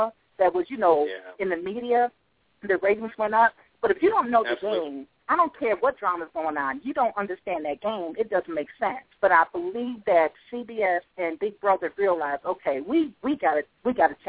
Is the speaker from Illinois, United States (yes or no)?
yes; Chicago, Illinois, United States; moved away as an adult; now in North Carolina, United States; Chicago, which is my hometown